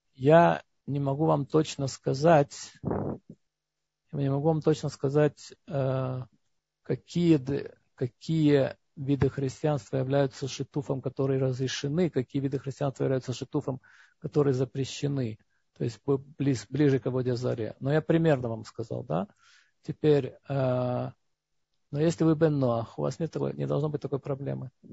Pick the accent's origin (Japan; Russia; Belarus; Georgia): Georgia; moved away; Я вырос в Грузии, потому что там не было антисемитизма